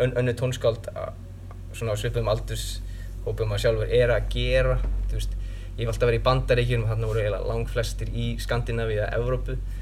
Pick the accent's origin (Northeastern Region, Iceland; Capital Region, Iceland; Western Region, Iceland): Capital Region, Iceland; Kópavogur; moved away as an adult; also born or lived in Reyðarfjörður, Iceland / New York, United States / Connecticut, United States; now in Princeton, United States; Ég er 28 ára úr Kópavæðinum reyndar fættist á reðafyrði en flutti í höfbrukarsvæði þegar ég var 6 ára